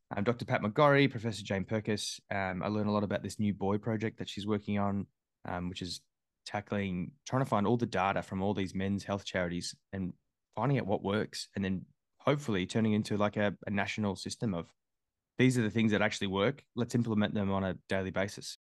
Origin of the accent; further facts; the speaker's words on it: Melbourne, Victoria, Australia; also born or lived in Adelaide / Sydney; I grew up in Melbourne, yeah, uh, Willis Hill, so about thirty k's southeast of, um, of the city.